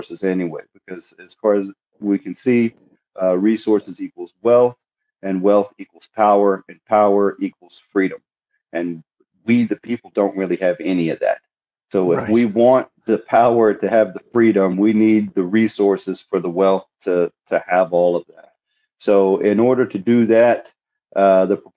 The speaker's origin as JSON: {"language": "English", "region": "Southeast Texas", "country": "United States", "tie": "born or raised there", "said": "I'm from Texas. I was born and raised in Southeast Texas"}